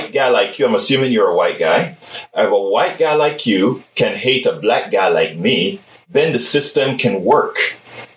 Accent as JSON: {"language": "English", "country": "Panama", "said": "I am from Central America, right. Panama. I'm from Panama"}